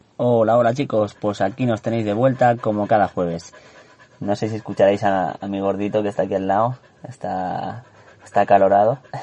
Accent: Andorra; moved away; soy de Andorra, para los que no lo sepáis nací en ese maravilloso país de los, de los Pirineos.

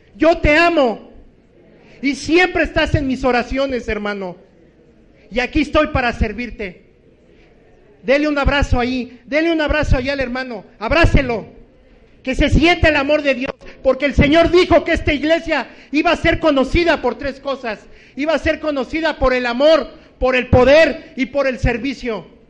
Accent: Distrito Federal, Mexico City, Mexico

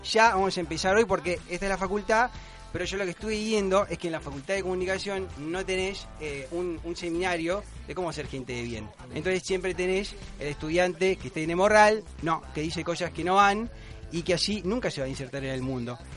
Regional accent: Córdoba, Argentina; Yo soy de Córdoba.

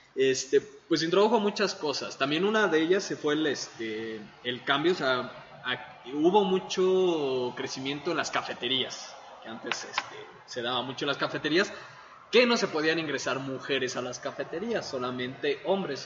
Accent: Mexico City, Mexico; also born or lived in Ecatepec, State of Mexico; crecí en la CDMX y en Ecatepong, que no lleva queso

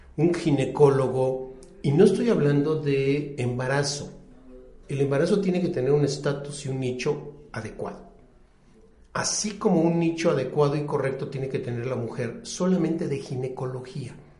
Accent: Puebla, Mexico; yo soy de la ciudad de Puebla, yo nací en Puebla.

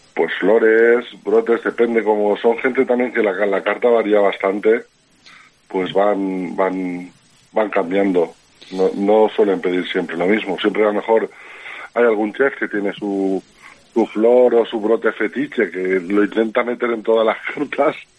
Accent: Alzira, Valencian Community, Spain; yo soy de Alcira, yo y mi hermano somos de Alcira

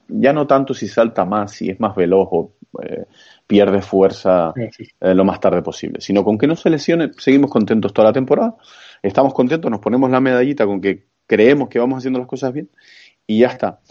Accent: Santa Cruz de Tenerife, Canary Islands, Spain; soy chicharrero, como nos solemos llamar a los que somos de Tenerife, concretamente a los de la capital. Eh, soy de Santa Cruz de Tenerife

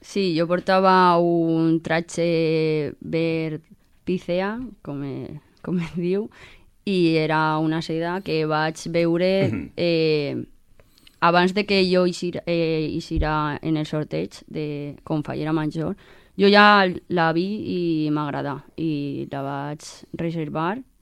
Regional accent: Manises, Valencian Community, Spain; jo volia estar amb la meva gent i en, en el meu poble i viure les coses des de des d'ací

